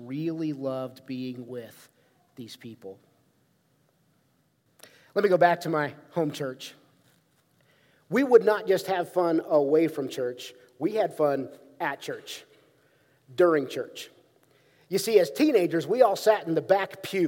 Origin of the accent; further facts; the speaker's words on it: Ohio, United States; growing up in Ohio